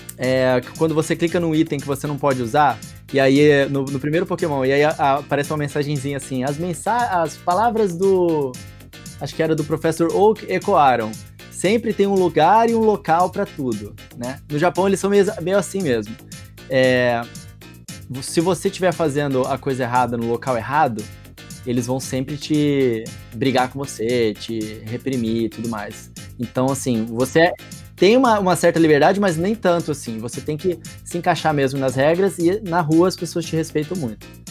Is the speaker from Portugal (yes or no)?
no; Mato Grosso do Sul, Brazil; moved away; eu sou de Mato Grosso do Sul originalmente